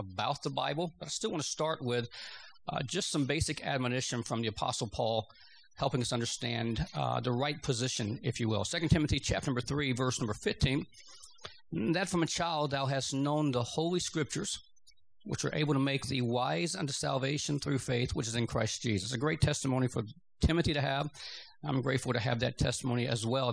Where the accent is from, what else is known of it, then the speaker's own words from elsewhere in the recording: Georgia, United States; moved away as an adult; I grew up in Georgia.